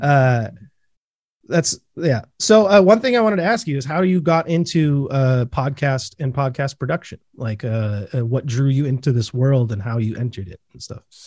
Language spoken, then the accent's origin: English; Bellingham, Washington, United States; growing up just north